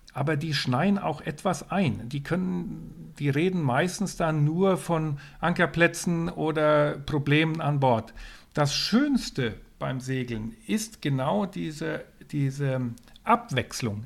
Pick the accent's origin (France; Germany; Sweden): Sweden; west coast of Sweden; moved away; ich bin an, an der Westküste von Schweden aufgewachsen.